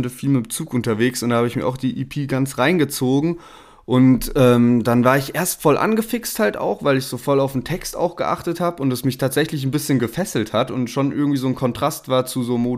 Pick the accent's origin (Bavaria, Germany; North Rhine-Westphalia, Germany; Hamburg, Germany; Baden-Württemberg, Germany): Baden-Württemberg, Germany; Heidelberg; wir kommen ja beide aus Heidelberg, Sherwin und ich